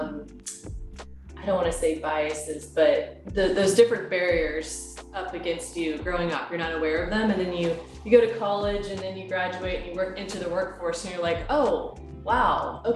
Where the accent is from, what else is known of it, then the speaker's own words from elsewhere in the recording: Oklahoma, United States; moved away as an adult; also born or lived in Beijing, China; now in Seattle, United States; I'm actually from Oklahoma, of all places. Grew up in Oklahoma, went to Oklahoma State University